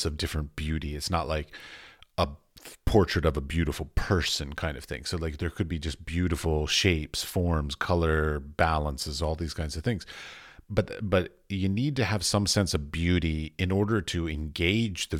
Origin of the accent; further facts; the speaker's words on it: United States; moved away as an adult; now in Europe; I come from America, but I'm now in Europe.